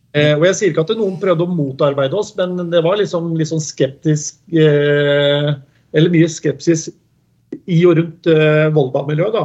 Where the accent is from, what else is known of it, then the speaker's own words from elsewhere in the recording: Skien, Telemark, Norway; Jeg er født og oppvokst på Gjemse i Dag Eilivssons gate